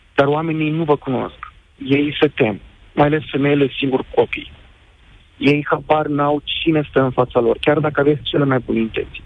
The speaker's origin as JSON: {"language": "Romanian", "country": "Moldova", "tie": "born or raised there", "also_born_or_lived": "Kyiv, Ukraine", "moved": "yes", "lives_now": "Bucharest, Romania", "said": "Sunt originar din Republica Moldova"}